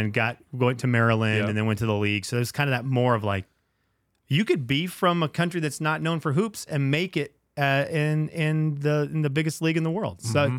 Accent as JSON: {"language": "English", "country": "Venezuela", "tie": "born or raised there", "said": "one of the things I'm most thankful about growing up in Venezuela is a sense of community"}